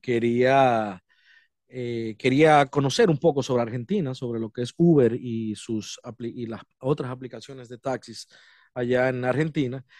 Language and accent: Spanish; Dominican Republic; now in United States; soy de República Dominicana, eh, residiendo aquí en los Estados Unidos